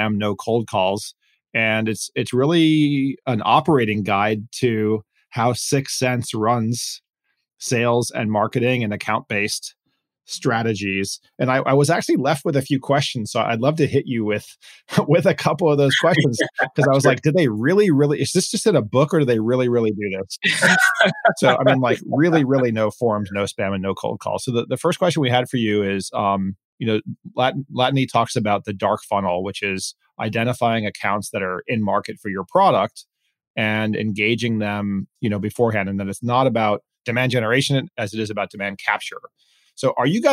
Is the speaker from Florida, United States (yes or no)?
yes; Miami, Florida, United States; I grew up in Miami, went to an integrated high school